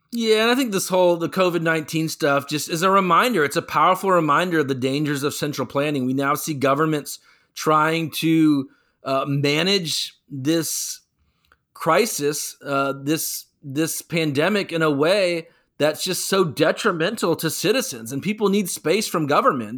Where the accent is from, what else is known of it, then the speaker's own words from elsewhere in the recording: North Carolina, United States; as people of North Carolina